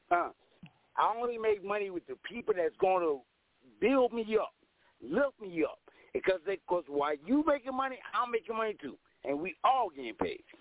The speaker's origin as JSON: {"language": "English", "town": "St. Louis", "region": "Missouri", "country": "United States", "tie": "born there", "lives_now": "Mesa, United States", "said": "I was born in St. Louis, Missouri, in the middle of the world, but yo, the West Side, the West Coast is where I live. That, that's where I love. I'm in Mesa, Arizona."}